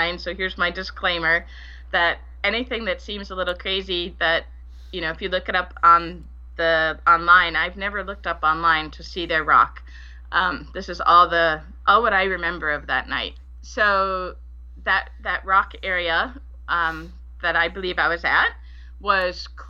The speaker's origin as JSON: {"language": "English", "town": "Bedford", "region": "Massachusetts", "country": "United States", "tie": "born or raised there", "also_born_or_lived": "Liberia / Tennessee", "moved": "as an adult", "said": "I grew up in Bedford, Massachusetts"}